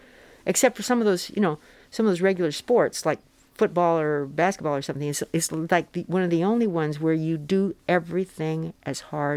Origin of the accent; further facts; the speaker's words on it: Phoenix, Arizona, United States; I grew up in Phoenix, Arizona